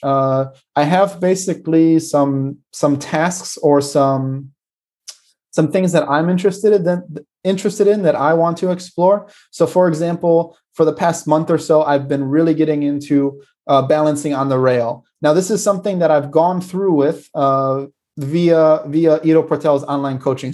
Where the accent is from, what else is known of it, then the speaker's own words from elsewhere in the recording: United States; moved away; my hometown in America can get very cold in the winter